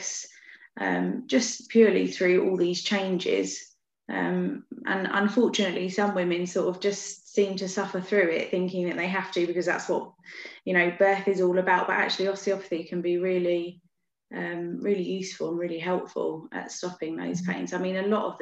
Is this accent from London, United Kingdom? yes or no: yes; Beckenham, London, United Kingdom; I've always grown up around here as well, in Beckenham